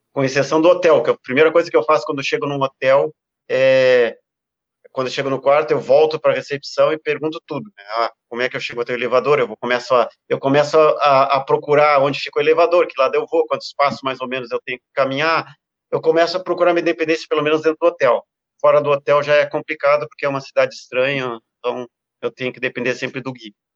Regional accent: South Region, Brazil; no Extremo Sul, né, e, e dentro da minha terra

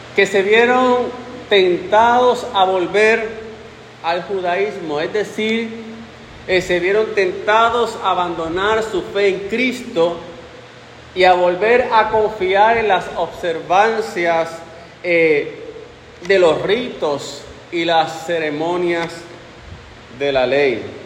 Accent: Puerto Rico; que somos nosotros puertorriqueños

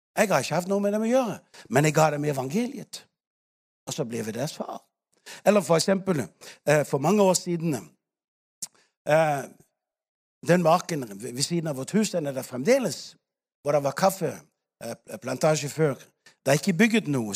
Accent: Denmark; now in Africa; I Danmark ikke sant, hvor vi kommer fra

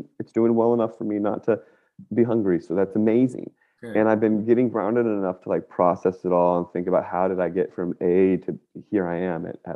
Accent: Northern Virginia, United States; I grew up in Northern Virginia, right outside of all of the stuff, like Dulles Airport

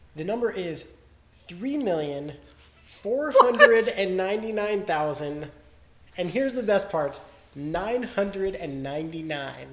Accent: Denver, Colorado, United States; my hometown of Denver

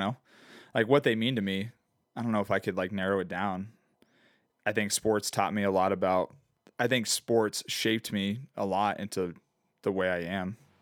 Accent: Phoenix, Arizona, United States; growing up in Phoenix

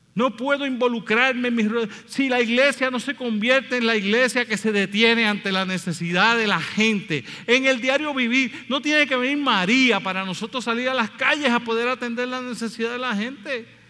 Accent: Puerto Rico; nosotros somos boricuas

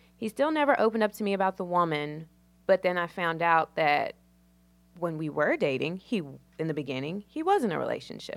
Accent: Danville, Virginia, United States; moved away as an adult; now in Charlotte, United States; I'm from Danville, Virginia. It's small

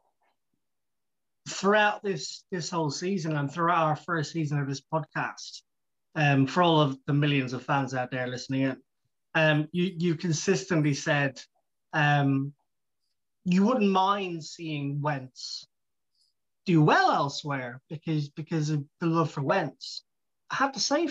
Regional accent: Ireland; I'm Irish

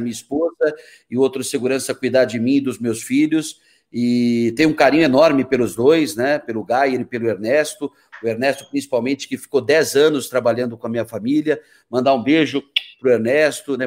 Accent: São Paulo, Brazil; also born or lived in Porto Alegre, Rio Grande do Sul; now in Cuiabá, Brazil; mesmo sendo paulista

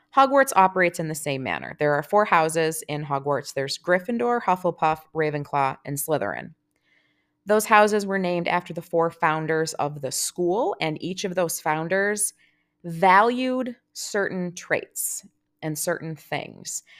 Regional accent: United States; as an American fan

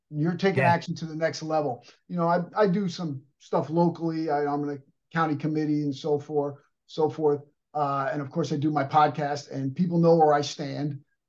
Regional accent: Paterson, New Jersey, United States; My last name got changed, but they all landed in Patterson. That's where I was born.

